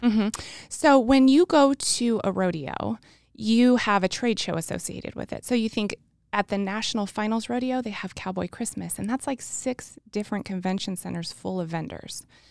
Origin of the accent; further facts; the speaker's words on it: New Mexico, United States; I'm from New Mexico, and I was going to the University of New Mexico